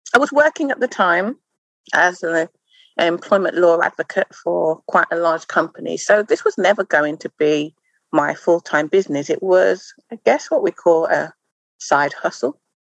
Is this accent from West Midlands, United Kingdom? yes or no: yes; Wolverhampton, West Midlands, United Kingdom; moved away; I grew up in the Midlands town. It was a town then, it's now a city of Wolverhampton